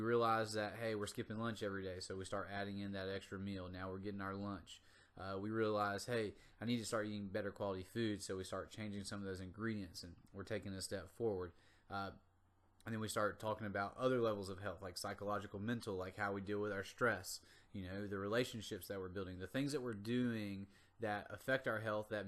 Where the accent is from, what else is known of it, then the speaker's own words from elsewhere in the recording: North Carolina, United States; Now, I'm from the South, from North Carolina, and I grew up in a small town with a lot of farmers and a lot of agricultural workers.